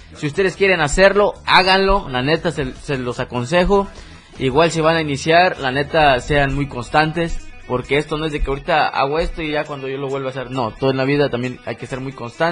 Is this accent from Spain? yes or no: no; Chiapas, Mexico; soy de Chiapas, tal lugar.